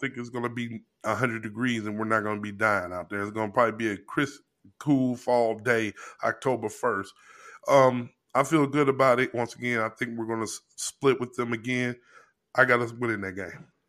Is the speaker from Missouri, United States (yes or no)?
yes; Missouri, United States; now in Buffalo, United States; my home state, the show me state